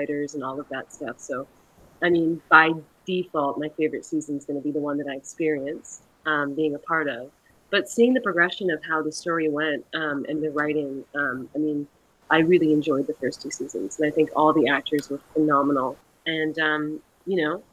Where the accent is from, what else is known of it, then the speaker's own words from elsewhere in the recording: Canada; Where I grew up in Canada